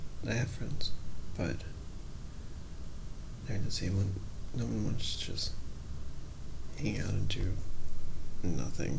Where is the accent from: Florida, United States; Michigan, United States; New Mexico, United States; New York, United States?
Florida, United States; I'm from Florida